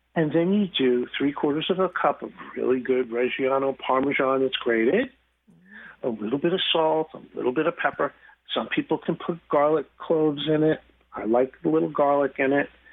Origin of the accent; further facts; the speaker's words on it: New York, United States; moved away; I grew up in New York